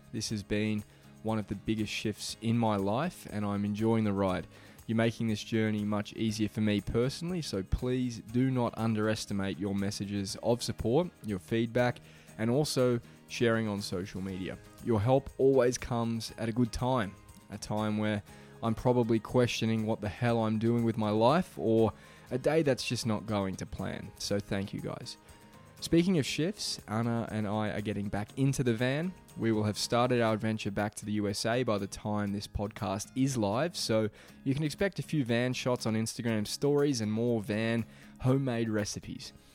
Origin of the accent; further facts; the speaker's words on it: Beaumaris, Victoria, Australia; moved away; my hometown of Beaumaris